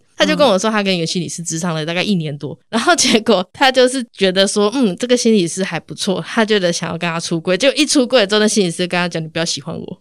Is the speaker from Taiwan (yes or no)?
yes; Tainan, Taiwan; 我是台南人